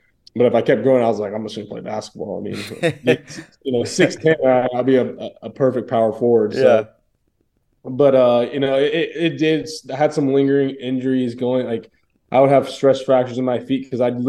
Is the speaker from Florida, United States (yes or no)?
yes; Tampa, Florida, United States; born and raised in Tampa